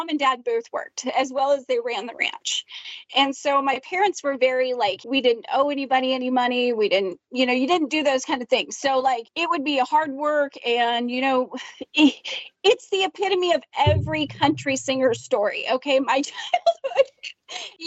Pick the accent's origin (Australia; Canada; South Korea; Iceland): Canada; I was in Canada